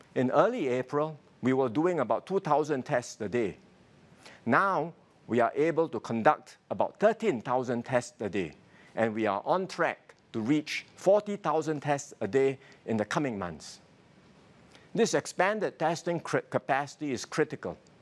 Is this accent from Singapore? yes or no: yes; Singapore; My fellow Singaporeans